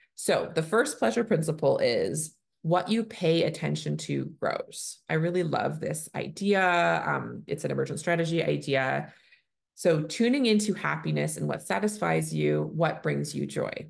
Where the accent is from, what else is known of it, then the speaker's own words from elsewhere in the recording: Canada; I'm a Canadian family physician